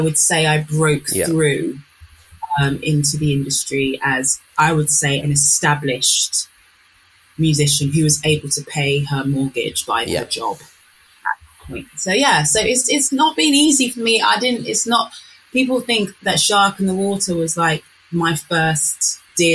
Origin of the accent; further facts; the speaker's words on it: Northampton, East Midlands, United Kingdom; I'm from Northampton.